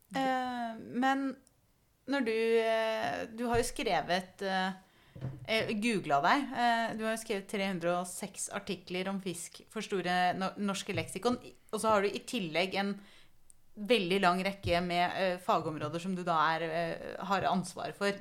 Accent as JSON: {"language": "Norwegian", "region": "Telemark", "country": "Norway", "said": "jeg kommer jo fra Telemark"}